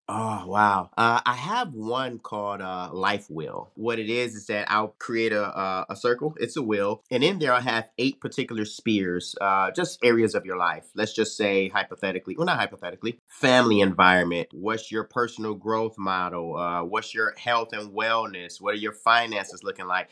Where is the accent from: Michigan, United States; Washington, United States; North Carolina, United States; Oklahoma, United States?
Michigan, United States; Detroit; moved away as an adult; also born or lived in Arizona; joined the Detroit Police Department in my hometown